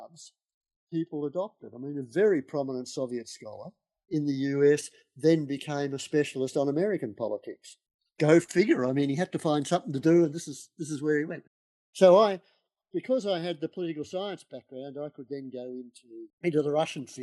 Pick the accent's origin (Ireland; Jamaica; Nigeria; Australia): Australia; Melbourne, Victoria; now in Sydney, Australia; when I was a kid growing up in Melbourne